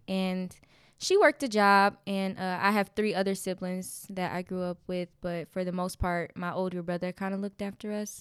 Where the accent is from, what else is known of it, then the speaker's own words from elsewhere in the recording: Detroit, Michigan, United States; I grew up in Detroit, Michigan. right in the hood, um, on Dexter.